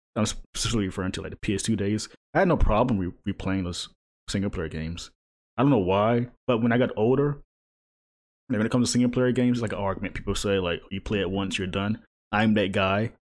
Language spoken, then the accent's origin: English; East Coast, near the Virginia–North Carolina border, United States; now in Charlotte, United States; I grew up in the East Coast, so it's like, I'm near water always